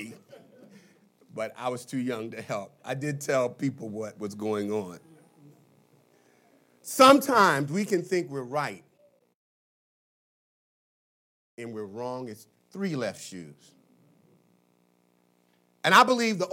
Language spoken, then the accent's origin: English; Philadelphia, Pennsylvania, United States; many of the things I experienced as a child growing up in North Philadelphia